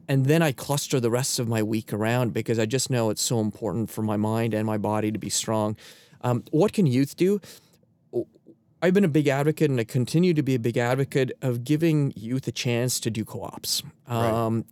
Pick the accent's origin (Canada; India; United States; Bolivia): Canada; I'm a Canadian